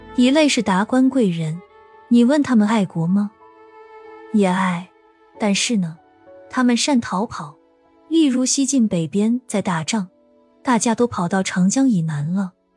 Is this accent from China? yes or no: yes; northern China, China; 我是北方人，我们这里都没有不差钱与忽悠的说法